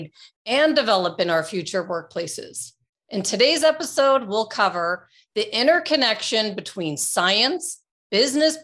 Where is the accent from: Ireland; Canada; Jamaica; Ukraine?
Canada; moved away; which I still consider my home country because I grew up in Canada